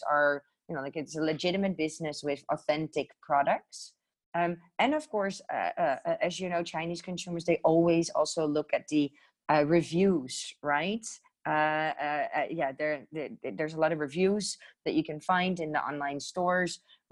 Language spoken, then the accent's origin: English; Netherlands; moved away; I'm originally from Holland